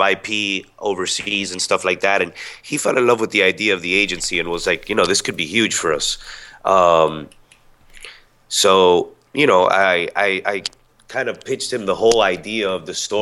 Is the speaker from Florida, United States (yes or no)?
yes; Miami, Florida, United States; now in Tampa, United States; I'm originally from Miami, but now I reside in Tampa.